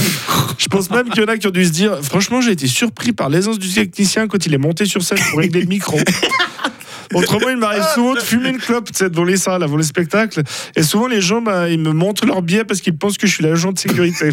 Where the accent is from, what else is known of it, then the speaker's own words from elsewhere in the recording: Surpierre, Fribourg, Switzerland; on est suisse, et fribourgeois, et broyard, et de l'enclave de Surpierre